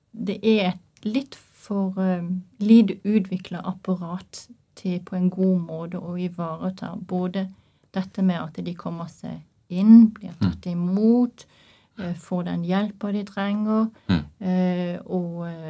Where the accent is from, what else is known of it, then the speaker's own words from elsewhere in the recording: Norway; jeg er norsk